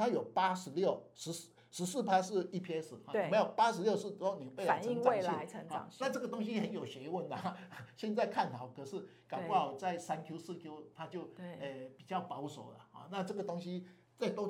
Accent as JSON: {"language": "Chinese", "country": "Taiwan", "said": "我们台湾人不喜欢减资嘛"}